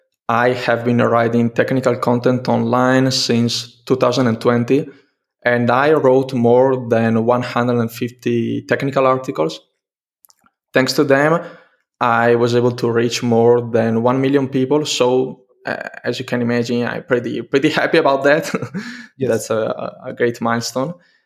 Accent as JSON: {"language": "English", "region": "northern Italy", "country": "Italy", "second_language": "English", "said": "I'm from Italy, northern Italy."}